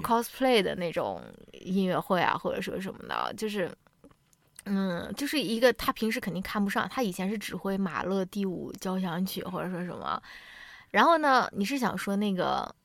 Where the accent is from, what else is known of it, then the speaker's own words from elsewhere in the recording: China; 我们中国人从小没有这种质疑权力的这种教育了